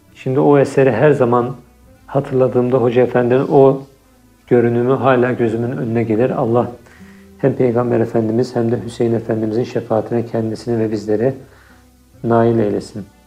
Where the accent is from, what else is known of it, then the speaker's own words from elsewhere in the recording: Istanbul, Turkey; moved away as an adult; also born or lived in Cairo, Egypt; now in Vienna, Austria; 1986 yılında İstanbul'da dünyaya geldim